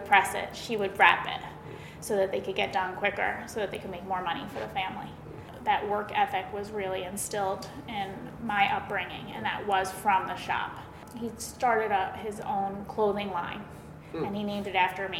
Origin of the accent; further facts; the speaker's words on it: Westchester County, New York, United States; moved away as an adult; now in Connecticut, United States; I grew up in Westchester County